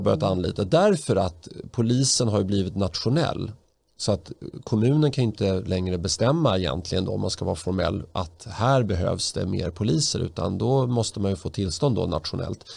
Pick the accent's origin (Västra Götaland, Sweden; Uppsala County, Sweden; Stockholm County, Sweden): Stockholm County, Sweden; Stockholm; den port där jag växte upp. Jag bodde där mellan 1983 och 2008 på den lilla trivsamma gatan Erik Dahlbergs allén